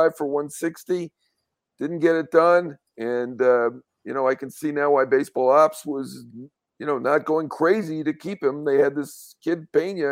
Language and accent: English; New York, United States; as a New Yorker